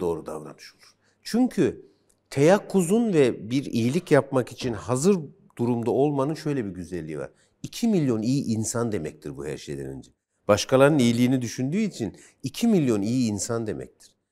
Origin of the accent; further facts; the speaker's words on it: Kırşehir Province, Turkey; Ben Kırşehirliyim.